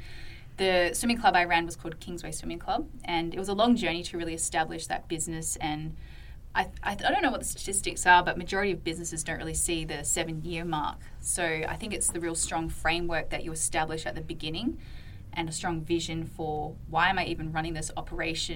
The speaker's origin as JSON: {"language": "English", "town": "Perth", "region": "Western Australia", "country": "Australia", "tie": "born or raised there", "moved": "as an adult", "lives_now": "Redding, United States", "said": "I am Australian. I was born and raised in Perth, Western Australia."}